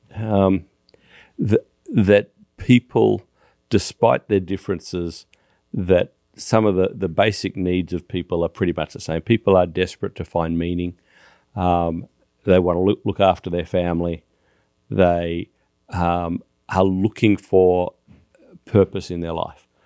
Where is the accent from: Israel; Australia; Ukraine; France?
Australia; now in United States; as an Australian